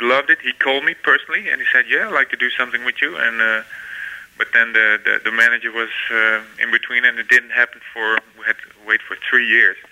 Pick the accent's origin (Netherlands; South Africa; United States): Netherlands; my hometown here